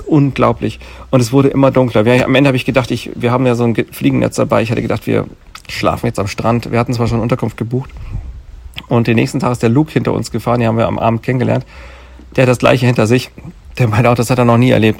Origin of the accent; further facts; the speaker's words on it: Germany; bei uns in Deutschland